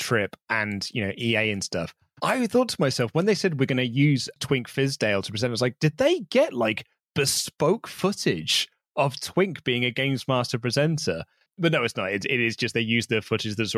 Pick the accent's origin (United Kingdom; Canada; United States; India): United Kingdom; Reading, South East England; I'm from Reading